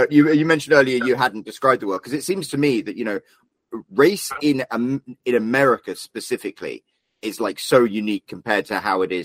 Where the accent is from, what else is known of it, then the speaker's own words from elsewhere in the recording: United Kingdom; as a British guy